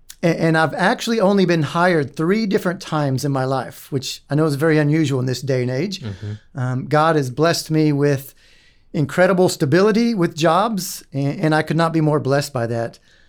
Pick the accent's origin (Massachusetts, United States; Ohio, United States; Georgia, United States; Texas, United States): Texas, United States; Dallas; also born or lived in Odessa / Winnemucca / Wichita / Brownwood; I was born in Odessa, Texas, and then my parents moved to Winnemucca, Nevada. How about that?